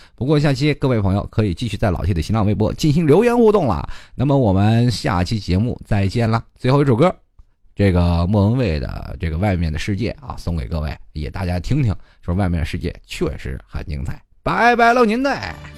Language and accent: Chinese; Hangzhou, Zhejiang, China; 我就是杭州人呐